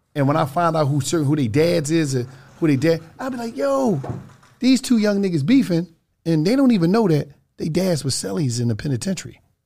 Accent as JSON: {"language": "English", "town": "Philadelphia", "region": "Pennsylvania", "country": "United States", "said": "I'm from Twelfth Street"}